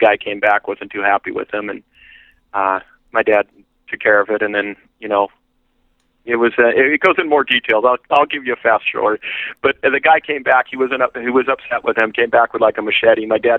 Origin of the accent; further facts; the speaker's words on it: Yorba Linda, California, United States; moved away as an adult; also born or lived in Santa Monica, California / Austin, Texas; now in Dallas, United States; I was raised and born in Santa Monica, raised in Yorba Linda